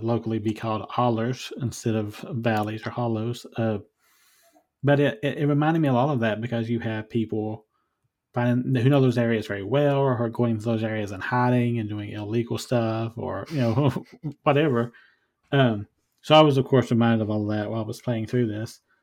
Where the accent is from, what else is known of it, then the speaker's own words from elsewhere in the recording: Eastern Kentucky, United States; moved away; where I grew up in Eastern Kentucky